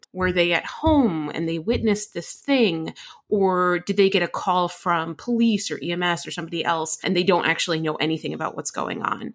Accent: New Jersey, United States; I grew up in New Jersey

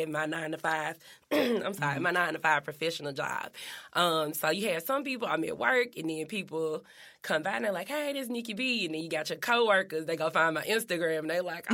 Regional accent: Memphis, Tennessee, United States; also born or lived in Horn Lake, Mississippi; I'm from South Memphis

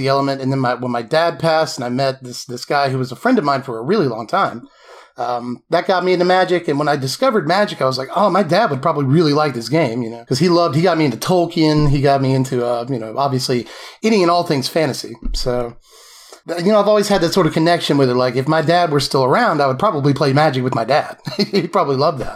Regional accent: Macon, Georgia, United States; also born or lived in Tifton, Georgia; I've been in Georgia my whole life. I spent some time in Tifton, but most of it has been here in Macon.

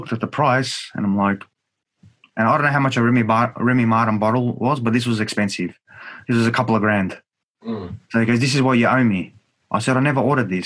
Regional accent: Australia

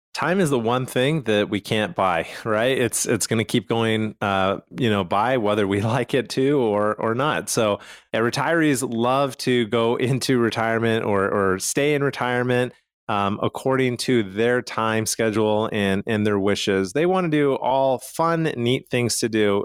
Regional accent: Calgary, Alberta, Canada; I'm from Calgary, Canada

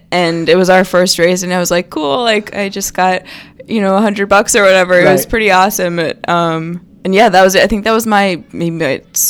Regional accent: Manassas, Virginia, United States; also born or lived in Alaska / California; I've lived in Manassas, Virginia for a while. I was born in Alaska, moved to California, but I've spent a lot of time

